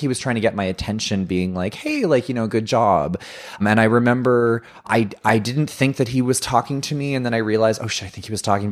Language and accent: English; Ottawa, Ontario, Canada; where I grew up in in Orleans, I went to a Catholic high school and I lived in a very waspy white privileged suburban neighborhood.